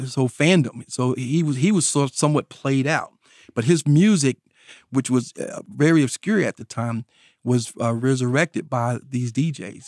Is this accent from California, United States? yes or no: no; North Carolina, United States; I grew up here in North Carolina, and I grew up in a rural area of North Carolina